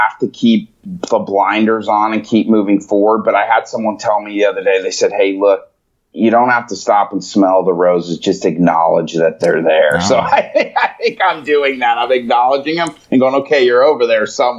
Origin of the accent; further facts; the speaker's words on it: Chicago, Illinois, United States; I was born in Chicago